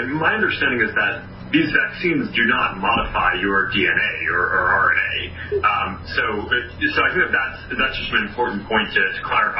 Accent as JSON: {"language": "English", "town": "Detroit", "region": "Michigan", "country": "United States", "tie": "born or raised there", "also_born_or_lived": "Cape Breton, Nova Scotia", "said": "I was born in Detroit, but I was raised. My father's from Cape Breton, Nova Scotia."}